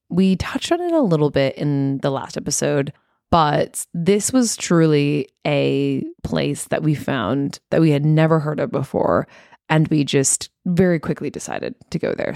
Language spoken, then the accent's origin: English; United States; now in Sydney, Australia; being an American